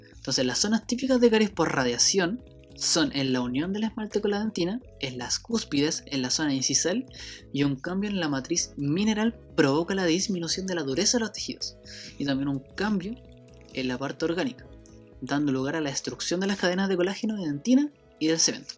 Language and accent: Spanish; Chile; Soy de Chile